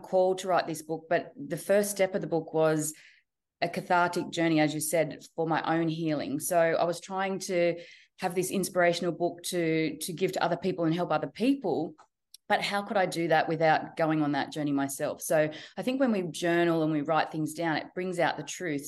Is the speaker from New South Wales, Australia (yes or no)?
yes; Central Coast, New South Wales, Australia; also born or lived in Sydney / Newcastle; Born and raised in Australia, yes. And I've always been on the East Coast. So I've grown up on the Central Coast and been in Sydney and Newcastle pretty much the whole time